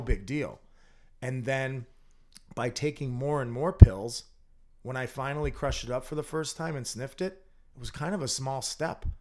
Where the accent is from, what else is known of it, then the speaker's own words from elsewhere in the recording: North Andover, Massachusetts, United States; I grew up in North Andover.